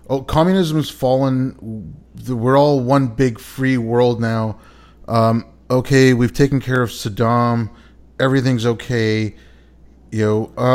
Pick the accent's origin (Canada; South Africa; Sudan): Canada; moved away; growing up in Canada